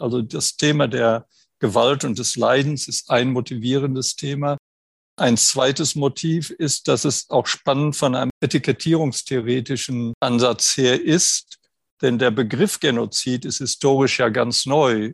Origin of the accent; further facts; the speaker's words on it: Germany; Ich bin 1951 geboren in Deutschland